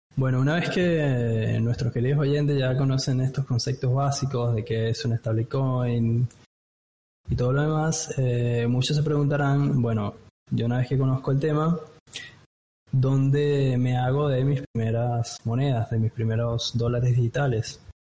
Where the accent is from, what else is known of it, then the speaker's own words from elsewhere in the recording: Venezuela; moved away as an adult; now in Buenos Aires, Argentina; yo soy de Venezuela, me vine en 2015 acá a Buenos Aires y como venezolano